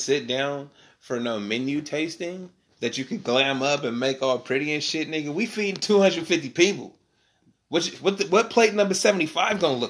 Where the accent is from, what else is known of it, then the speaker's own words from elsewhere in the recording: Sacramento, California, United States; we broadcast it right now from Sacramento. It's my hometown